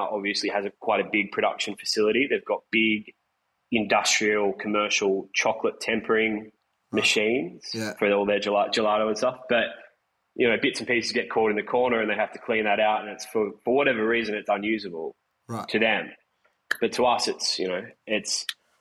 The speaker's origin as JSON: {"language": "English", "town": "Bathurst", "region": "New South Wales", "country": "Australia", "tie": "born or raised there", "moved": "yes", "lives_now": "Sydney, Australia", "said": "my hometown of Bathurst."}